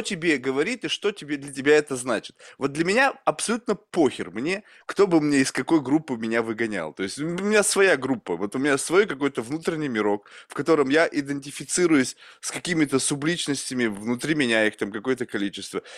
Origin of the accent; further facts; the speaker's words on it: Russia; moved away; also born or lived in United States; рождён я в России, я американский гражданин